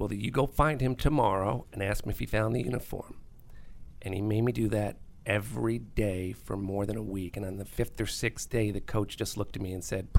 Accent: White Plains, New York, United States; now in Virginia, United States; I grew up in White Plains, New York.

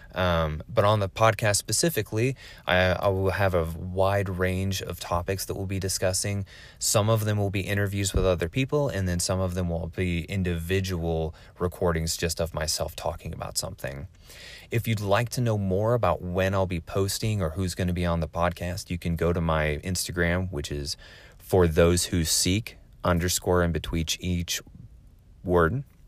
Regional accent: Oregon, United States; also born or lived in West Coast; originally, I'm from Oregon. Um, I lived on the West Coast for the majority of my life

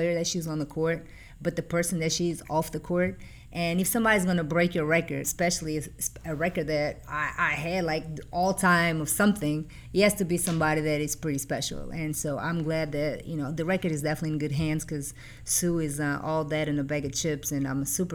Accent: Figueira da Foz, Coimbra District, Portugal; English is a second language; moved away as an adult; also born or lived in Virginia, United States / New York, United States; now in United States; coming from Portugal, I'm now an American citizen.

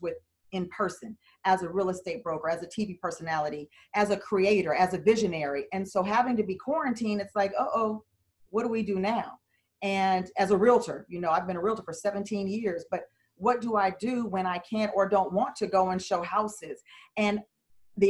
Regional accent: Los Angeles, California, United States; moved away; transitioning back to my hometown and state of Los Angeles, California

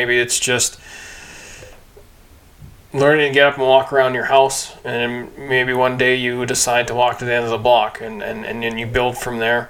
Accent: Kamloops, British Columbia, Canada; I grew up in Kamloops

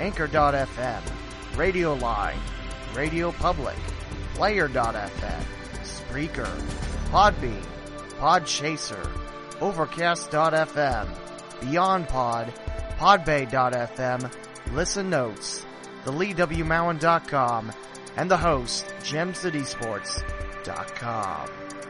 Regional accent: West Alexandria, Ohio, United States; my hometown, West Alexandria.

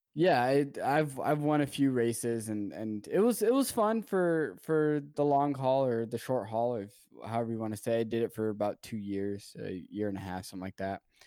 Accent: Salt Lake City, Utah, United States; I am from Salt Lake City, Utah.

